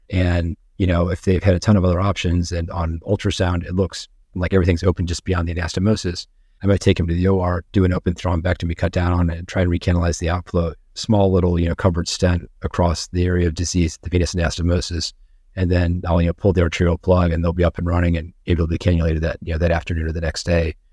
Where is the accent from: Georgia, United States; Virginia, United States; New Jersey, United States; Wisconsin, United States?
Virginia, United States; Virginia Beach; now in Sarasota, United States; I grew up in Virginia, Beach, Virginia